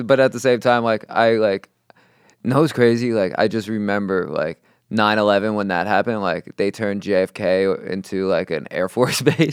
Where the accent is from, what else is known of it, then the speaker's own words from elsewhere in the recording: New York City, New York, United States; I grew up in Queens Village